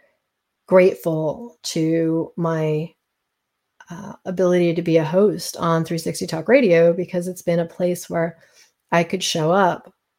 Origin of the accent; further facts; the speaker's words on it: East Coast, United States; moved away; also born or lived in Colorado / California; I grew up on the East Coast, and now I'm back kind of sort of living on the East Coast